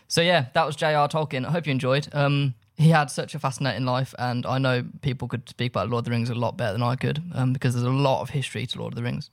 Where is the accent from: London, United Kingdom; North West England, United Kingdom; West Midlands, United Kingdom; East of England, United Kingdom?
West Midlands, United Kingdom; Birmingham; I grew up in Birmingham